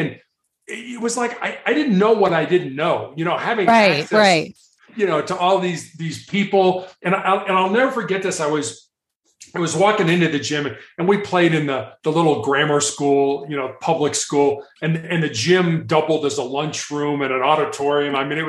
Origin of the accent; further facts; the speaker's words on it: Chicago, Illinois, United States; Chicago was a lot of fun, you know, big city. My mom and dad were born there. My grandparents are from there and stuff like that.